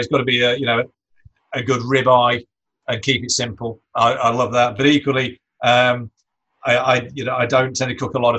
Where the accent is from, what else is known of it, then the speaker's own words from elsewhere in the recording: Ashbourne, East Midlands, United Kingdom; my hometown of Ashbourne